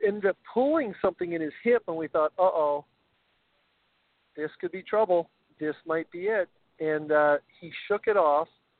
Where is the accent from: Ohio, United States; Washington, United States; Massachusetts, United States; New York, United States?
Washington, United States; moved away as an adult; Growing up in Washington State, I played high school tennis.